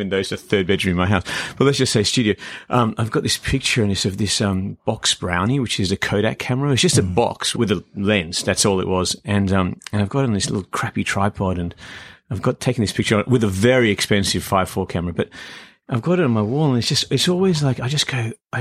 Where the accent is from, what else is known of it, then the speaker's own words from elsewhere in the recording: Canberra, Australian Capital Territory, Australia; also born or lived in Iran; now in Sydney, Australia; I'm from Iran, grew up in Canberra, came to Sydney.